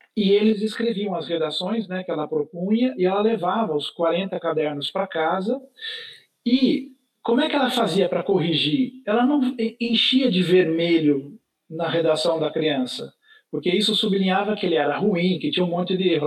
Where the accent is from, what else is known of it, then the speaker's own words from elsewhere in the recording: São José do Rio Pardo, São Paulo, Brazil; now in São Paulo, Brazil; nós somos de uma cidade do interior de São Paulo, que fica a, a 270 quilômetros da cidade de São Paulo, em direção do norte, passando por Campinas, em direção da, da, da divisa com Minas Gerais, uma cidade chamada São José do Rio Pardo